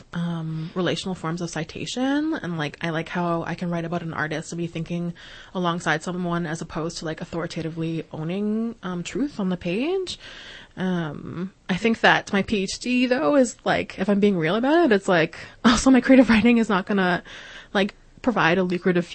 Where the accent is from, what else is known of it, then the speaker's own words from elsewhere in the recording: Regina, Saskatchewan, Canada; moved away; also born or lived in Montreal; when I was growing up in Regina and what led me to move to Montreal